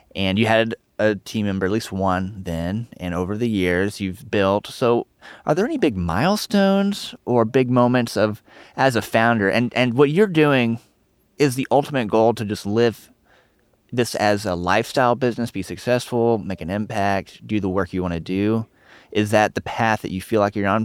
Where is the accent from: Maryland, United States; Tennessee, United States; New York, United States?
Tennessee, United States; Nashville; I'm from Tennessee. I'm from Nashville.